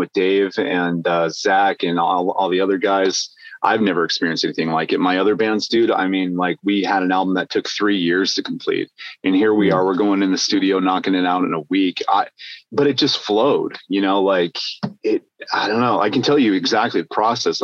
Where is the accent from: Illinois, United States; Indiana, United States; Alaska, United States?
Alaska, United States; moved away as an adult; also born or lived in Nebraska; now in California, United States; I'm from Alaska. I was born and raised way up there.